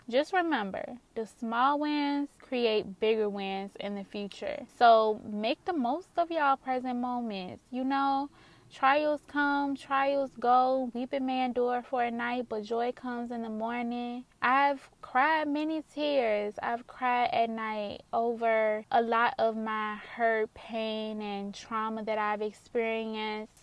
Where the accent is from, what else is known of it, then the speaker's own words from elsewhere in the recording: Richmond, Virginia, United States; that's my hometown where I was born, where I'm from, and that's currently where I'm living at this moment